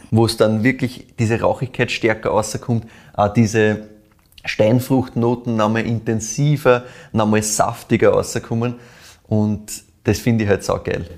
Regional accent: Weinviertel, Lower Austria, Austria; hast du mich in meine Heimat zurückgebracht, ja. quasi ins Weinviertel.

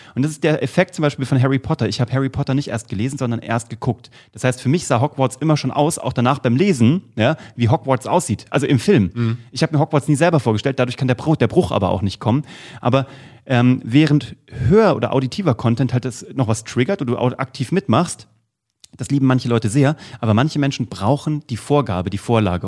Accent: Kassel, Hesse, Germany; in Kassel, wo ich herkomme

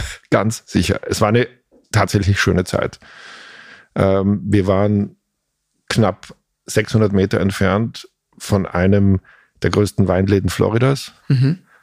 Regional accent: Velden am Wörthersee, Carinthia, Austria; moved away as an adult; also born or lived in Klagenfurt; now in Berlin, Germany; Gebürtig aus Kärnten, das ist das südlichste österreichische Bundesland, mhm. das an Italien und an Slowenien grenzt

